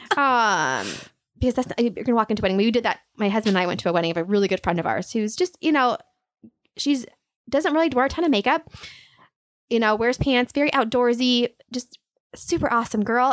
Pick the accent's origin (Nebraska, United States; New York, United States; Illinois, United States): Nebraska, United States; Aurora; moved away as an adult; also born or lived in Kansas City / Minneapolis; I am from a small town hour west of Lincoln, um, Aurora. So a small town girl